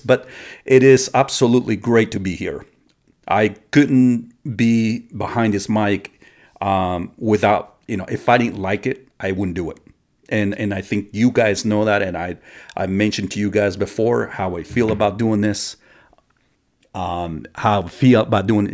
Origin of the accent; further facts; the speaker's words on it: United States; us as American citizens of this country